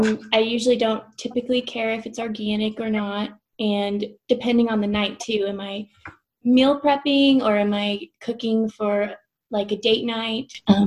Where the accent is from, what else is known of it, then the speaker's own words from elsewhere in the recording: southeastern Colorado, United States; I'm from southeastern Colorado. I grew up in a pretty small town filled with agriculture people, but I never was associated. I never worked on a farm or anything. I'm a PA student currently